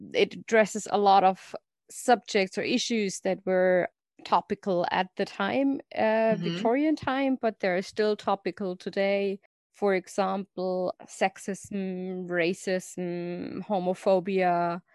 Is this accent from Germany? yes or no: yes; Germany; English is a second language; I'm from Germany, as you can probably hear from my lovely accent.